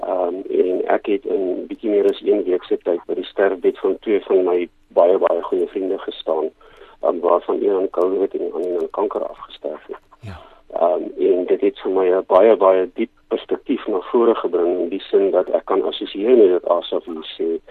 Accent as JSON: {"language": "Afrikaans", "town": "Rustenburg", "region": "North West", "country": "South Africa", "moved": "as an adult", "lives_now": "Cape Town, South Africa", "said": "ek kom oorspronklik van Rustenburg in Pretoria se wêreld af."}